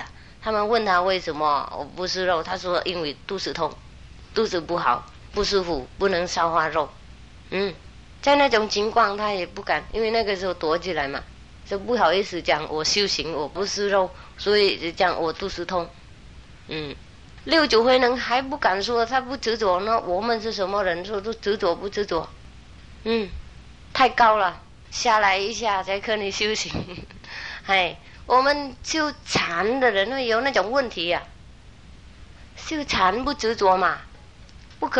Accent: United Kingdom; Chinese is a second language; now in Taiwan; 当然我是英国的国籍，但是如果台湾的警察抓我在这里，我也没办法走了

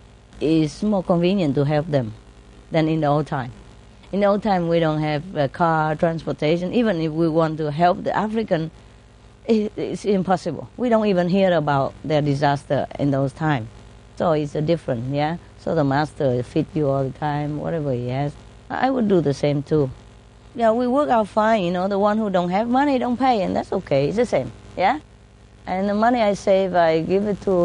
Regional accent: Vietnam; moved away; this body is born in Vietnam, it gets been fed all this Vietnamese stuff

